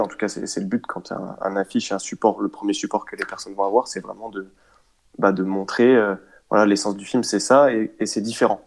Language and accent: French; Rennes, Brittany, France; je suis de Rennes